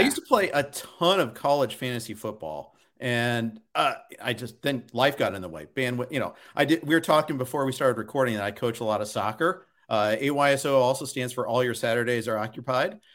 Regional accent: Big Ten country, Midwest, United States; I grew up in Big Ten country, I'm a Big Ten guy myself

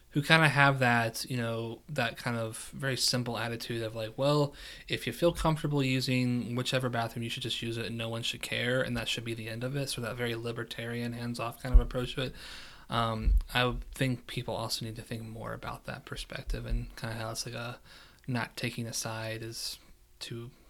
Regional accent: West Virginia, United States; moved away; also born or lived in Kentucky; born and raised West Virginia, but it's also consider myself a Kentuckian because I spent a significant amount of time there

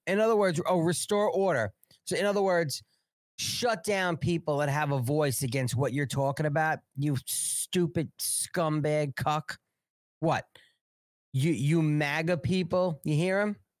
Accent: New York, United States; now in South Carolina, United States; I'm a New Yorker

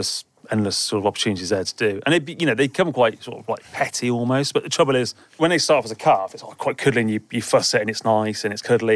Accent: Herefordshire, West Midlands, United Kingdom; I'm from Herefordshire. Well, I live in Herefordshire, so yeah, Herefordshire.

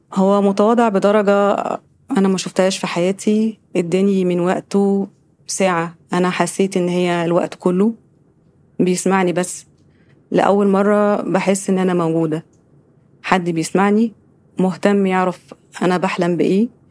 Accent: Giza, Giza Governorate, Egypt; ان انا من الجيزه

